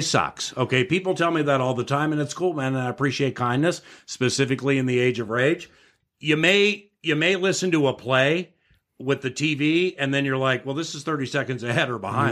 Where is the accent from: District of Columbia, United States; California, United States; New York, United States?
District of Columbia, United States; Washington; moved away; also born or lived in San Francisco / Los Angeles; I grew up in Washington, D C